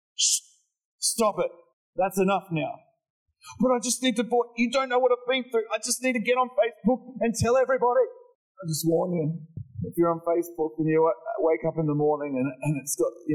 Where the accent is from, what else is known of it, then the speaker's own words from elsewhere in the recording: Morwell, Victoria, Australia; I grew up in Morwell